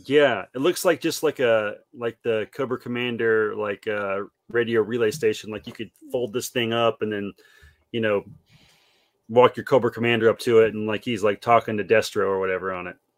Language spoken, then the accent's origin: English; South Carolina, United States; house I grew up in here in South Carolina.